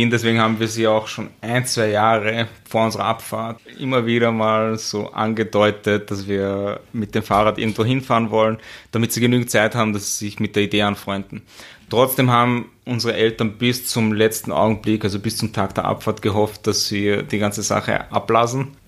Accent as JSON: {"language": "German", "town": "Asten", "region": "Upper Austria", "country": "Austria", "said": "Also ich bin aus Asten."}